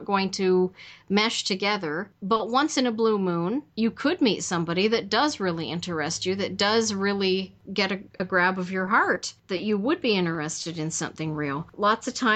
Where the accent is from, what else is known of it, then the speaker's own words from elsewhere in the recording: Canada; I'm Canadian